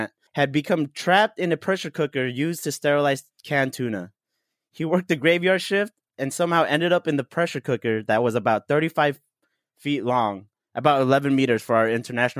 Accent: San Diego, California, United States; also born or lived in Philippines; Born and raised in San Diego. I'm a native. I moved to the Philippines when I was 15 by myself to go to school

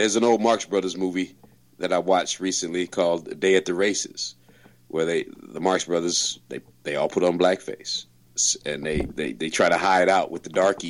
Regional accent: St. Louis, Missouri, United States; When I was growing up in St. Louis

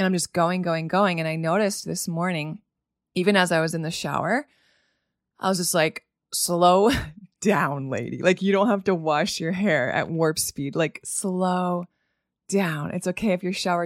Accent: US border near Edmundston, New Brunswick, Maine, United States; now in Miami, United States; I actually grew up on the border of Edmonton, New Brunswick. So I am not Canadian, but I grew up right on the border

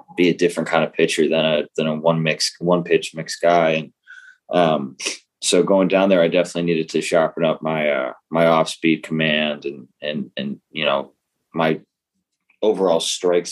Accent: Massachusetts, United States; moved away as an adult; also born or lived in Blacksburg, Virginia; now in Florida, United States; I grew up in Massachusetts where stuff's one way

